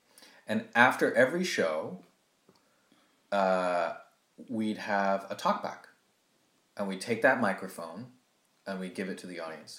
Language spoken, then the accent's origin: English; Jamaica; That just because I'm Jamaican doesn't mean that I fled my country because I'm gay, right? You're telling me that my people are savages, right?